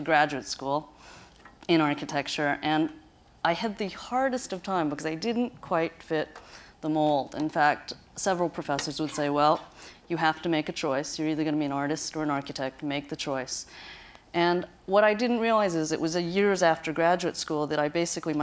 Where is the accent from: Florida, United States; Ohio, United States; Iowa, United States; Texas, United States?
Ohio, United States; Where I grew up in Ohio, the hillscape is very, very rolling